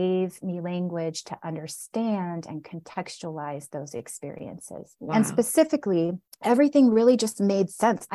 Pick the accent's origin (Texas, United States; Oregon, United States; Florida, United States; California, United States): Oregon, United States; Southern; now in Denver, United States; So we moved to Southern Oregon when I was about 4 years old and we moved to a small, rural, predominantly white town